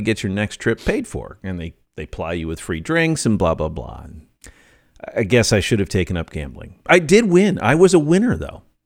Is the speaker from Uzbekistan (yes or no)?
no; United States; I'm an American